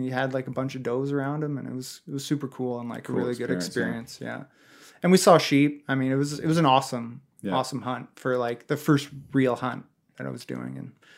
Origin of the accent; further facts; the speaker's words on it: Canada; you're right, I'm just being super Canadian.